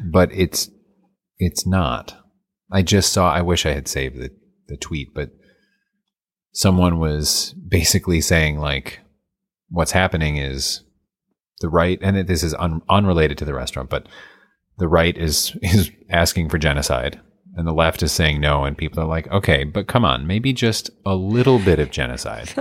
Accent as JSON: {"language": "English", "country": "United States", "said": "I'm American"}